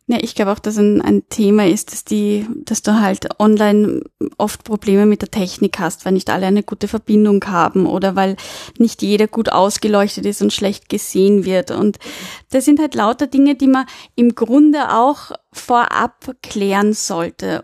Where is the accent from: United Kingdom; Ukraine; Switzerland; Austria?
Austria; bei uns in Österreich